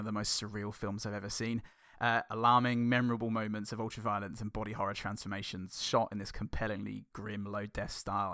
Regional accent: Northampton, East Midlands, United Kingdom; I was born in Northampton in nineteen eighty-six at the Northampton General Hospital

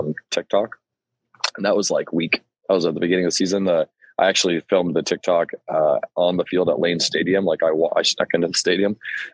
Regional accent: Orlando, Florida, United States; in Orlando, because that's like where my hometown is.

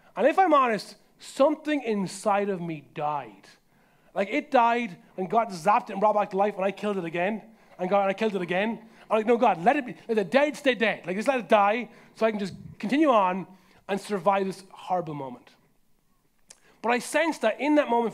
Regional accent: Carlow, Leinster, Ireland; my hometown of Carlo

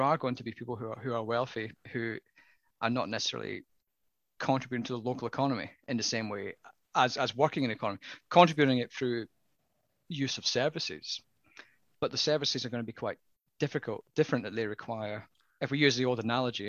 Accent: southwest Scotland, United Kingdom; moved away; also born or lived in Glasgow; I come from a small town in southwest Scotland, and I had the opportunity to do university from my hometown.

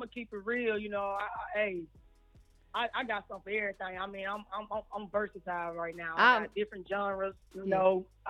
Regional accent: Birmingham, Alabama, United States; now in Decatur, United States; I'm in Decatur, but I'm from Birmingham, 205.

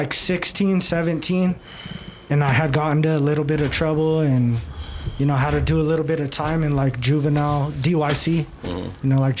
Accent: Denver, Colorado, United States; born and raised, bro. Denver. Well, I grew up in Villa Park area, okay. So west side.

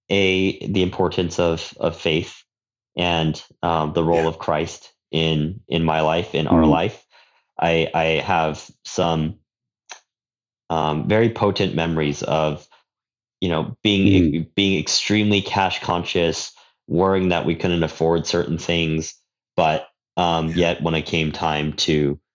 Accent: Southern California, United States; now in Daly City, United States; I grew up in Southern California.

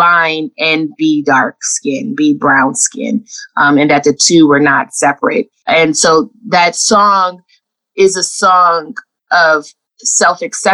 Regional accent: Los Angeles, California, United States; moved away; I grew up in Los Angeles in the 80s

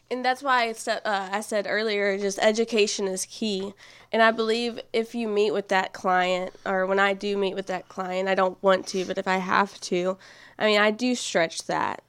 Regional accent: Nacogdoches, Texas, United States; I am from Nacogdoches, actually. Born and raised

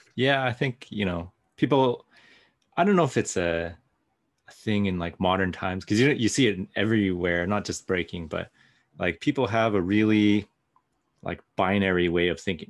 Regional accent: Pacific Northwest, United States; growing up in the Pacific Northwest

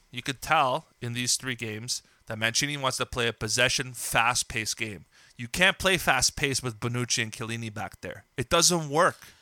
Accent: Trapani, Sicily, Italy; now in Canada; one of my hometown clubs, Trapani

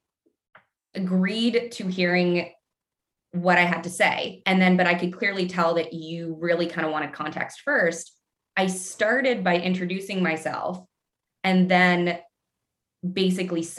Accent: Canada; moved away as an adult; also born or lived in Midwest, United States; I'm Canadian. And so when the pandemic hit and the city that I was in got absolutely rocked, I ultimately decided that I wanted to go home to practice

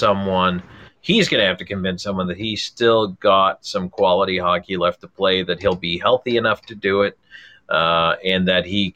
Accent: Buffalo, New York, United States; also born or lived in near Atlanta; now in Arizona, United States; I grew up in Buffalo

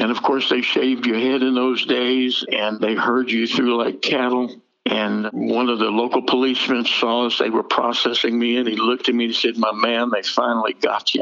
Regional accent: Jersey Shore, New Jersey, United States; I grew up on the Jersey Shore and I'm Jewish

